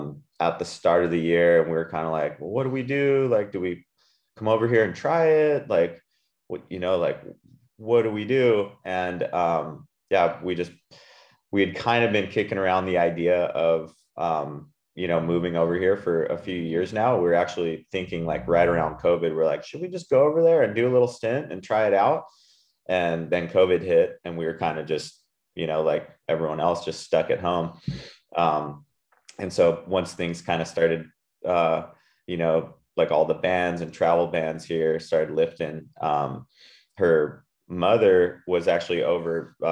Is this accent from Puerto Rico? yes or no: yes; Puerto Rico; also born or lived in California; I grew up in Puerto Rico, and my wife's Australian, and we were living in California for the last 5 years.